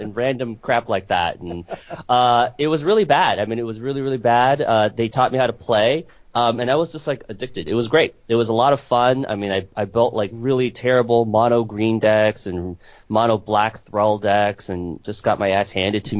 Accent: Seattle, Washington, United States; I'm from Seattle, Washington

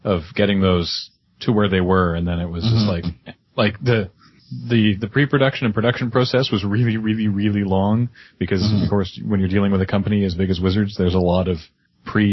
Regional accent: Victoria, British Columbia, Canada; geographically I'm from Canada

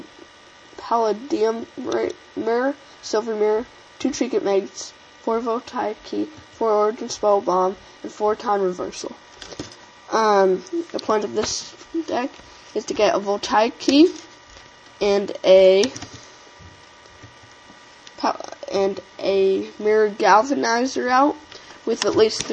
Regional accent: Indiana, United States; I am from Indiana

